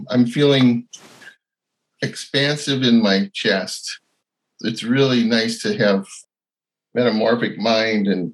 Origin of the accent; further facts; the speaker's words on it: United States; I hail from Dakota country